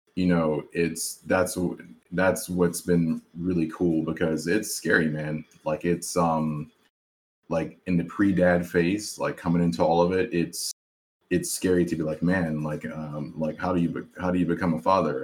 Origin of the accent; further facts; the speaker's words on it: South Carolina, United States; I grew up obviously in South Carolina with all these other guys